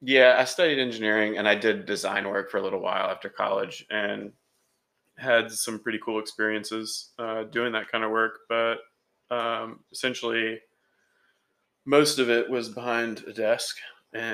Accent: Beaver Dam, Virginia, United States; I grew up outside Richmond, Virginia

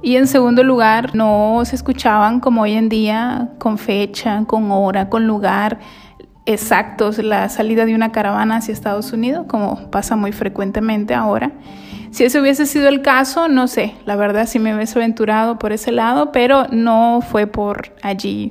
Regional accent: Honduras; moved away as an adult; soy hondureña.

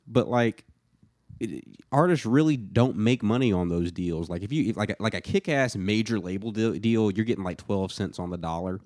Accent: Atlanta, Georgia, United States; moved away as an adult; now in Nashville, United States; somebody that grew up in the metro Atlanta area

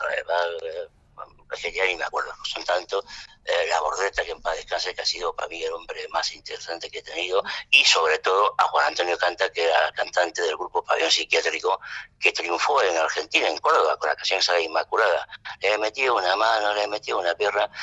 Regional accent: Tangier, Tanger-Tetouan-Al Hoceima, Morocco; first language French; Spanish is a second language; now in Madrid, Spain; nací en Tanger y allí eh, en Tanger Internacional y mi lengua materna es el francés. Cuando vinimos a España yo casi no hablaba español, pero lo aprendí.

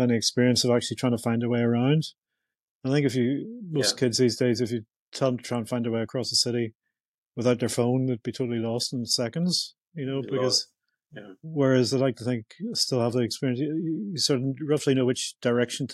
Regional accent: Belfast, Northern Ireland, United Kingdom; growing up in Northern Ireland, Belfast in the 70s

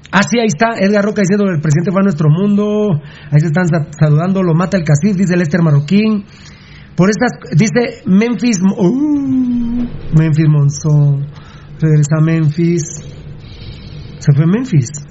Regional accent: Guatemala

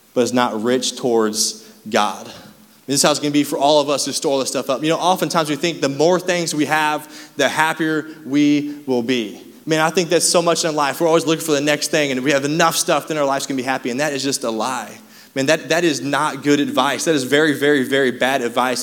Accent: Raytown, Missouri, United States; we grew up in Raytown

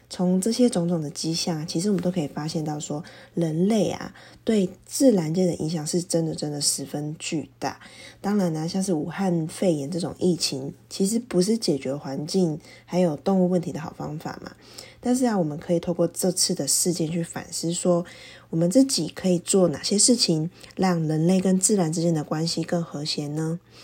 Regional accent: Taiwan; 我们台湾人这样子，弱势去减少过多的互动啊，跟外出

